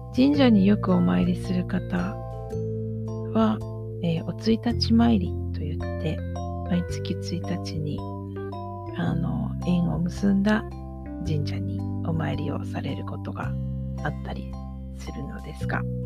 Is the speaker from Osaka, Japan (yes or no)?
yes; Osaka, Japan; now in Nara, Japan; 私大阪で生まれて今奈良に住んでいるんですね。